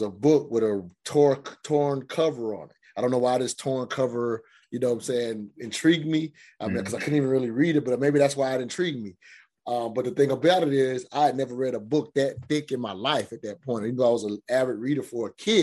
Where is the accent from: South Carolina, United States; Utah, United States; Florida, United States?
South Carolina, United States; I grew up in South Carolina in the South.